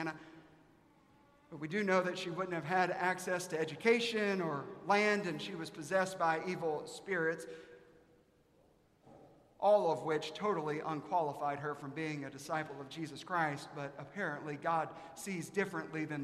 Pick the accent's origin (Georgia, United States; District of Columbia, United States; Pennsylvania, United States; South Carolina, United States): South Carolina, United States; now in Dallas, United States; I'm from South Carolina